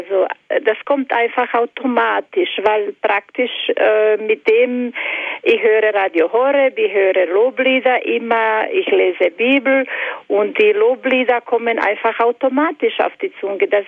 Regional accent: Croatia; moved away; Psalm 91 lese ich fast jahrelang jahrelang auf Kroatisch und auf Deutsch, weil ich bin eine Kroatin

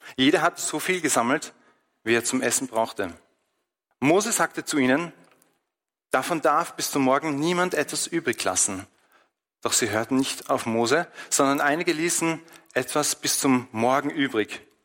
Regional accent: Austria; bei uns in Österreich

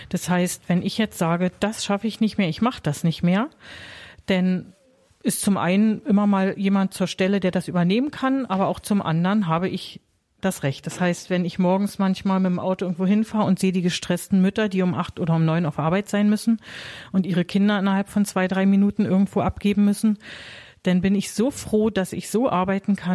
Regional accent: East Berlin, Berlin, Germany; Also ich bin selber in der DDR aufgewachsen, in Ostberlin.

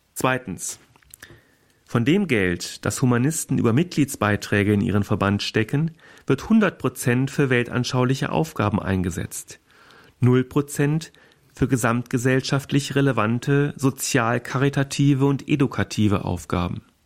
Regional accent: Germany; bei uns in Deutschland

